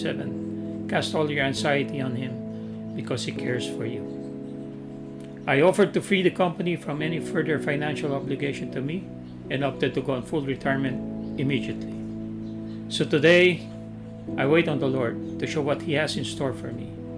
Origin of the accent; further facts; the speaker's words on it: Mindanao, Philippines; I was born and raised in Mindanao to my farmer dad and a teacher mom.